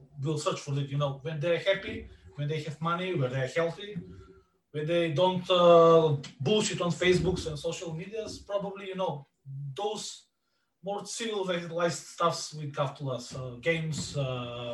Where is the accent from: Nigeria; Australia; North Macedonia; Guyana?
North Macedonia; Bitola, Pelagonia; in Bitola, my hometown, we are near the border with Greece